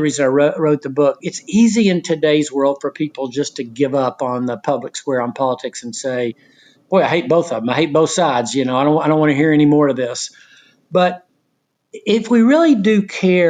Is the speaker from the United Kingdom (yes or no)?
no; Knoxville, Tennessee, United States; I'm from Knoxville, Tennessee.